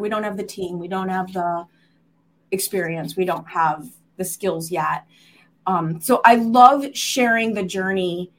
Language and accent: English; Chicago, Illinois, United States; I was born in Chicago.